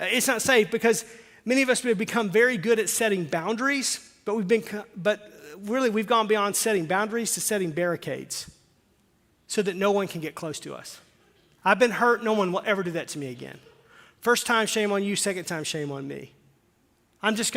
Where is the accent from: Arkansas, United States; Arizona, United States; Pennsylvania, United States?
Arkansas, United States; I'm from Arkansas